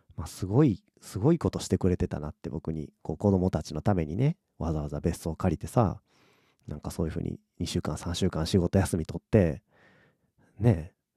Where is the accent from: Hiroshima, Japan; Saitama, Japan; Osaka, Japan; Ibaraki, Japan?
Osaka, Japan; 僕、大阪生まれ、大阪育ちなんですけど